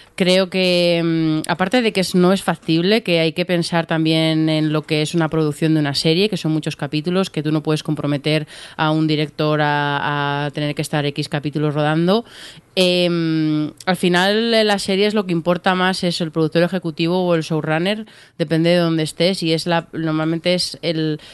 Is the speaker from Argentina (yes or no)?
no; Spain